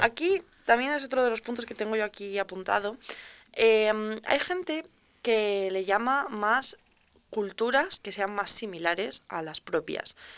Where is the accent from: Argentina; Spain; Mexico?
Spain; León, Castile and León; nosotros que somos de León